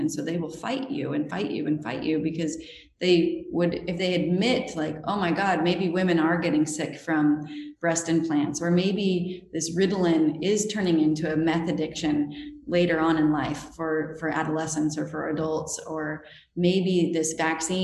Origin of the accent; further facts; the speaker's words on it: Utah, United States; I grew up in Utah, which is a really, really LDS state